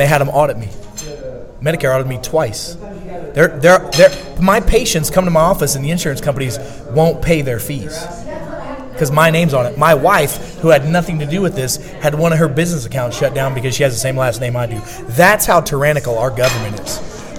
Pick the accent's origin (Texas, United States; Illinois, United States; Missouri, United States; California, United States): Missouri, United States; I'm from Missouri.